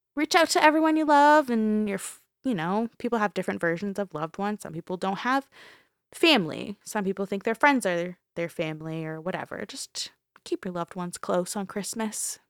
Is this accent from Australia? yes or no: no; Canada; We're Canadian